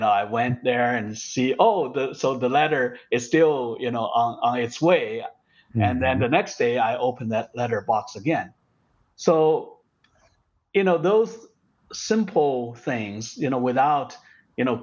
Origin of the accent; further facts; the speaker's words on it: China; moved away as an adult; when I grew up in China